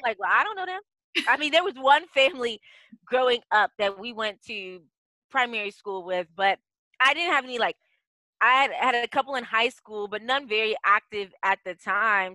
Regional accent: D.C., District of Columbia, United States; moved away as an adult; also born or lived in Africa; I'm the best daughter of Ghanaian immigrants who moved to the United States. So I grew up outside of Washington, D.C. Yeah born and raised

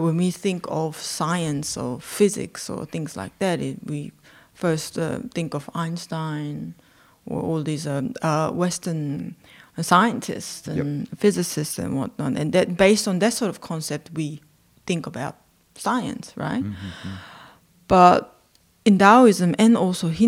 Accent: South Korea; I was born and raised in South Korea

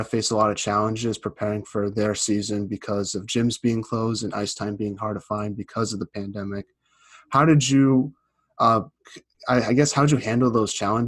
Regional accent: Boston, Massachusetts, United States; I'm from Boston myself

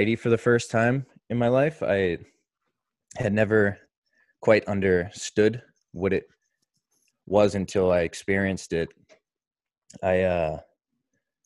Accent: Marshfield, Massachusetts, United States; also born or lived in Maine; I grew up here in Marshfield, Mass, where I still spend my summers.

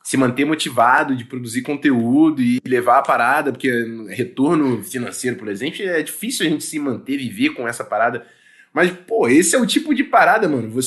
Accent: Brazil; como brasileiro

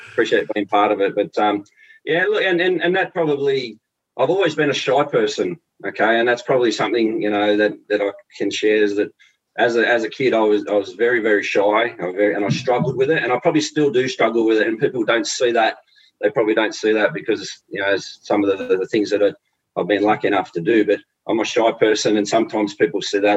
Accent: Sydney, New South Wales, Australia; I grew up in Lethbridge Park with a great family

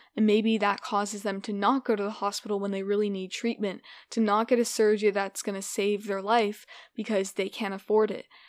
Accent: United States; I am an American

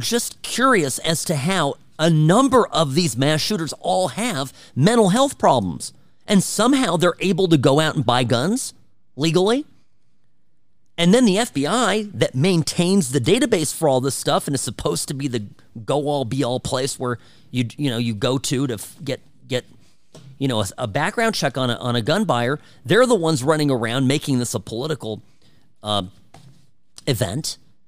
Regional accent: Irvine, California, United States; Cook's Corner is growing up in Irvine, my neighbor.

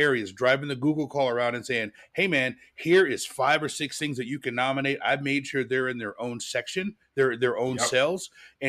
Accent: United States; I'm an American. I speak one language

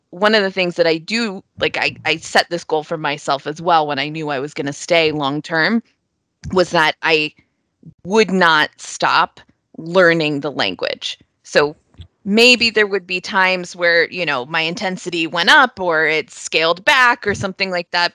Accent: Northern Virginia, United States; also born or lived in New York; I grew up outside of Washington, D.C., in Northern Virginia

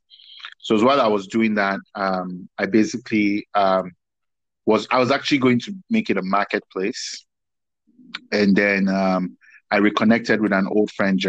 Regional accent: Warri, Delta, Nigeria; moved away as an adult; also born or lived in Lagos, Nigeria / Abuja, Nigeria / Nasarawa, Nigeria / Waterloo, Canada; I was born in Lagos, grew up quite a bit in Warri, went to boarding school in Abuja, stroke Nasarawa States

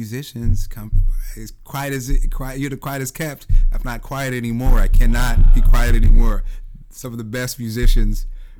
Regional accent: Seattle, Washington, United States; also born or lived in Eugene, Oregon; I'm from South Seattle, went to Rainier Beach, was born in Eugene, Oregon at Sacred Heart Hospital, but moved here when I was like 3.

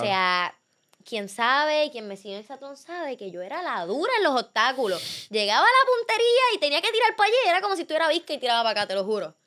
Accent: Puerto Rico; yo estoy de Puerto Rico. Y como que empezaron a vacilarse mi acento

